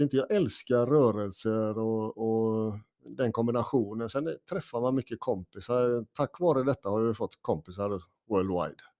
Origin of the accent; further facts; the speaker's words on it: Gothenburg, Västra Götaland, Sweden; now in Norrtälje, Sweden; jag är en kille från Göteborg ursprungligen